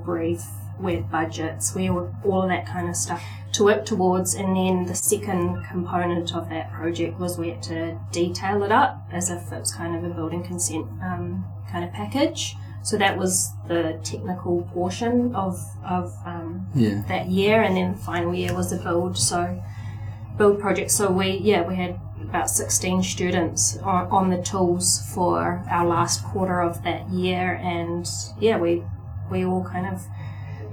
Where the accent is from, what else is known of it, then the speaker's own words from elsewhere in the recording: Auckland, New Zealand; also born or lived in Cook Islands; I'm from the Cook Islands and from US, born and raised here in Auckland.